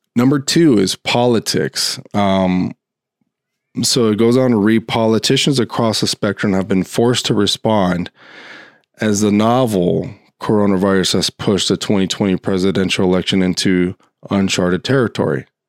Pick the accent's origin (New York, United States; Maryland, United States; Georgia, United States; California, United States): California, United States; Los Angeles; my home state and also in my hometown of Los Angeles